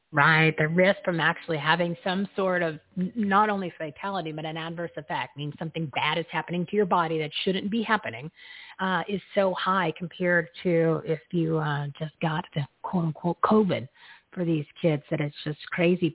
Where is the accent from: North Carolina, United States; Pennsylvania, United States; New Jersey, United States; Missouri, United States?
New Jersey, United States; I grew up in New Jersey